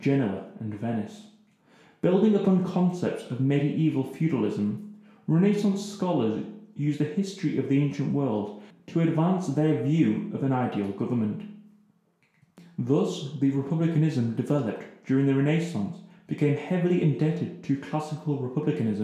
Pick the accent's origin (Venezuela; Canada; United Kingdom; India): United Kingdom; England; being English